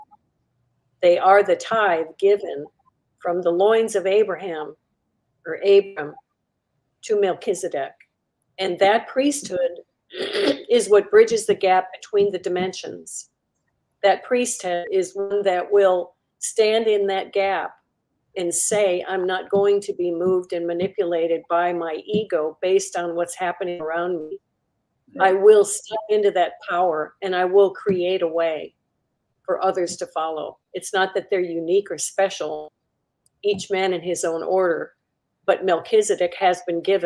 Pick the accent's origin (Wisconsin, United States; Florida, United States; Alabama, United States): Wisconsin, United States; Milwaukee; moved away; in Milwaukee, my hometown, come full circle in my hometown where I was born